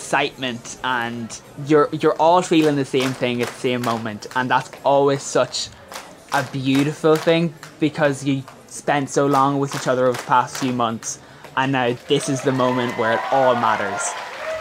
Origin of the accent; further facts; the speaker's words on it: County Monaghan, Ulster, Ireland; I'm 17 and I'm from County Monaghan